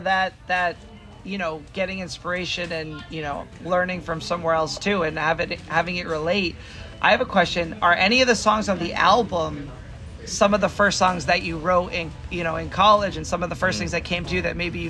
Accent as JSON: {"language": "English", "region": "New Hampshire", "country": "United States", "tie": "born or raised there", "said": "I grew up in New Hampshire"}